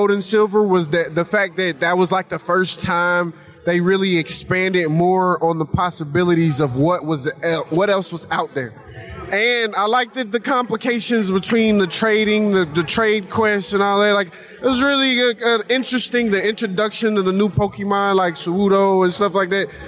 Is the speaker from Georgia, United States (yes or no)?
yes; Atlanta, Georgia, United States; We came all the way from Atlanta, Georgia, just so we could show Austin what we got to do.